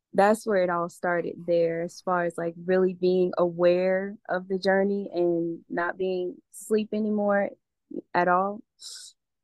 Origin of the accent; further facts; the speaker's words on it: Atlanta, Georgia, United States; moved away as an adult; also born or lived in Alabama / North Carolina; now in Costa Rica; I was raised in Atlanta and I grew up a Muslim.